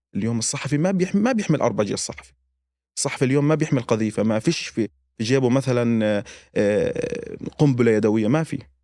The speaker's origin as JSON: {"language": "Arabic", "town": "Gaza", "region": "Gaza Strip", "country": "Palestine", "moved": "yes", "said": "احنا كفلسطينيين او كغزيين عموما عائله واحده"}